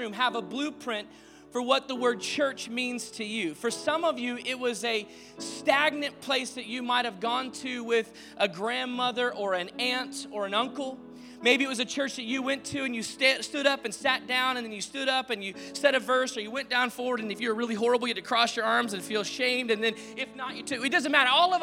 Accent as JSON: {"language": "English", "town": "Dallas", "region": "Texas", "country": "United States", "tie": "born or raised there", "also_born_or_lived": "Arizona", "moved": "yes", "lives_now": "Orange County, United States", "said": "we lived in Arizona, we grew up in Dallas, and we moved to Orange County to plant this church"}